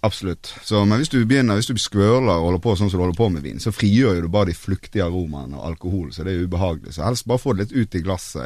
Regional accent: Bergen, Vestland, Norway; now in Oslo, Norway; jeg er jo fra Bergen, som dere, men jeg bor jo faktisk her i Oslo

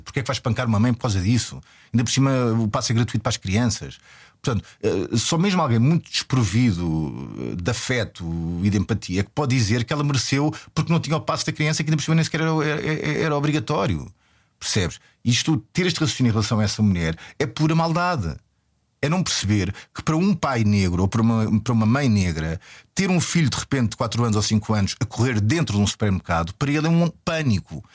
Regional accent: Portugal

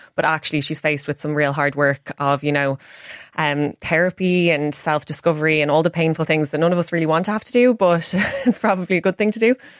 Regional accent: Ireland; as an Irish woman

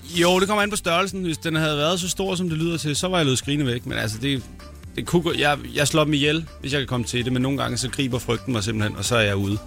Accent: Næstved, Zealand, Denmark; moved away

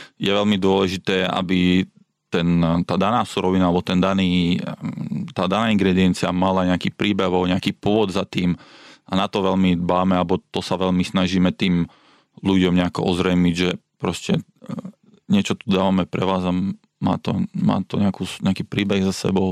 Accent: Slovakia; also born or lived in London, United Kingdom; now in Singapore; ja, ktorý pochádzam zo, zo Slovenska alebo zo Strednej Európy

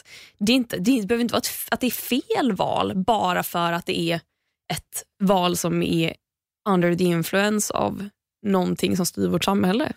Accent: Sweden; vi är uppvuxna i Sverige

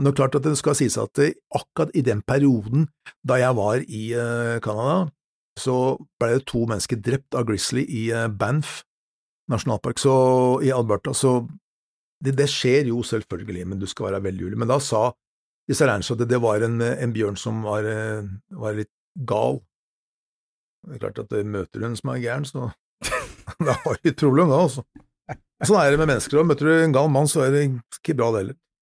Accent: Norway; som nordmann

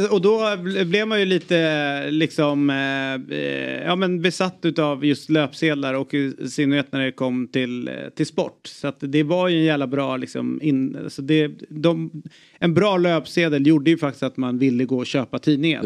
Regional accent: Stockholm, Stockholm County, Sweden; som stockholmare

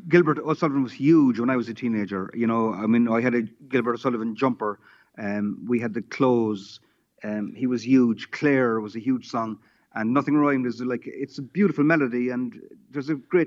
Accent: Cork, Munster, Ireland; I'm strictly speaking from Wilton, which merges with Bishopstown, you know. But I went to school in Bishopstown and I played football for Bishopstown

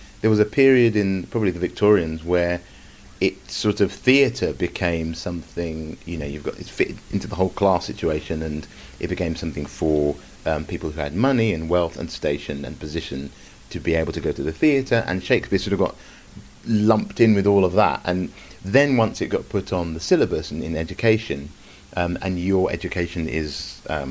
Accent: Stevenage, East of England, United Kingdom; moved away as an adult; also born or lived in London; I was brought up in Hertfordshire, in Stevenage.

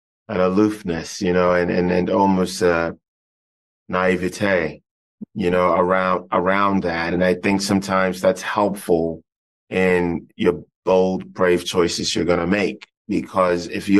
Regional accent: Ghana; I grew up in Ghana

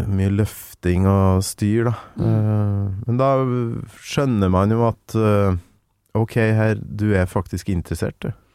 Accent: Kolvereid, Trøndelag, Norway; now in Oslo, Norway; Kolvereid, der jeg kommer fra.

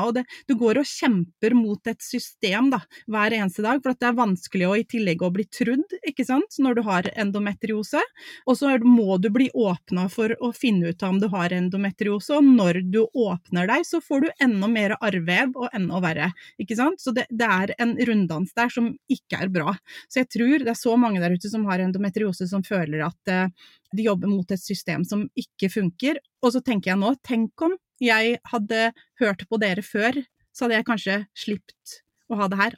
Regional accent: Mjøndalen, Buskerud, Norway; moved away as an adult; now in Romsdalen, Norway; Vi er fra Mjøndalen, en liten plass utafor Drammen

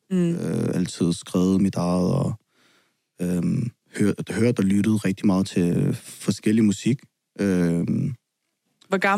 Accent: Capital Region of Denmark, Denmark; Altså, øh, Vestegn, det er meget sådan alle øh, ved, hvem alle er, og du ved, i hvert fald det område, hvor jeg er fra

